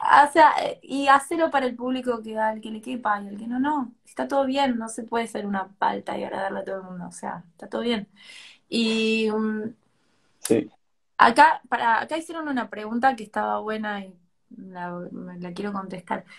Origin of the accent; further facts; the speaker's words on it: Tucumán, Argentina; soy de Tucumán